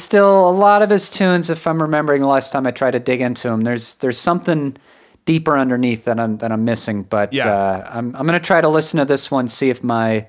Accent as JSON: {"language": "English", "region": "New England", "country": "United States", "said": "because I'm from New England, I don't have any particular attachment to Long Island necessarily."}